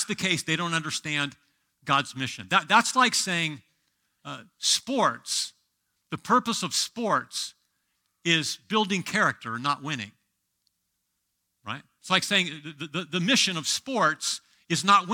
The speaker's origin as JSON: {"language": "English", "region": "Southern California", "country": "United States", "tie": "born or raised there", "moved": "yes", "lives_now": "Sioux Falls, United States", "said": "I grew up in a Nazarene church in California, Southern California."}